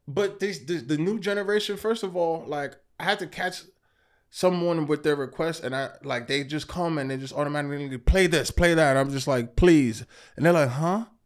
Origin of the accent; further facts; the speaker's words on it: New York City, New York, United States; also born or lived in Queens; I live in Queens now. I'm originally from Brooklyn.